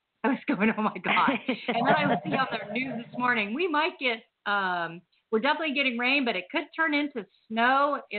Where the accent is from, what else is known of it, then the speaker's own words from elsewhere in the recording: Huntington Beach, California, United States; also born or lived in Evanston, Illinois; Oh, we moved when I was like one to California. And I was in Huntington Beach my whole life. But yeah, I was born in Evanston.